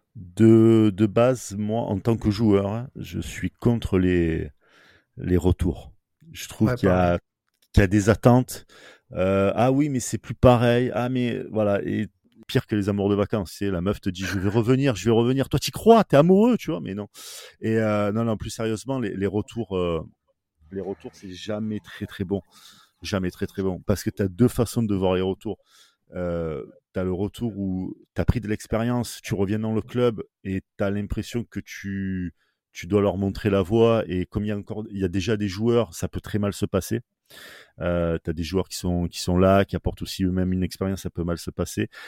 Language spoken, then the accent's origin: French; Marseille, Provence-Alpes-Côte d'Azur, France; accent: Marseillais; en tant que Marseillais